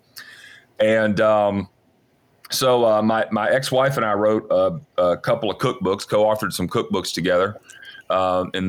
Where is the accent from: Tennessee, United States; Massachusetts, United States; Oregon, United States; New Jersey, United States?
Tennessee, United States; Athens; moved away as an adult; also born or lived in Atlanta, Georgia; I'm a native Tennessean, born and raised in East Tennessee, little town called Athens.